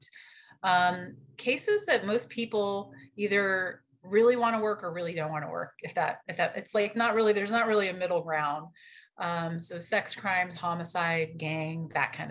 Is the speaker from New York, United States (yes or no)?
yes; New York City, New York, United States; moved away as an adult; now in Wichita, Kansas, United States; I was actually supposed to be working in New York City because that's where I'm from